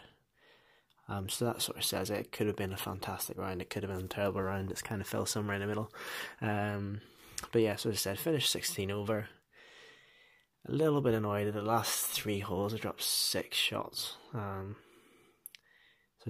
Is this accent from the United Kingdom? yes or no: yes; Northern Ireland, United Kingdom; moved away as an adult; now in Dunfermline, United Kingdom; I am originally from Northern Ireland